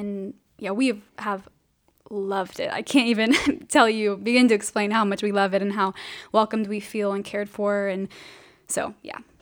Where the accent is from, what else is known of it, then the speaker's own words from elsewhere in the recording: Riverside, California, United States; I am originally from Southern California, born and raised.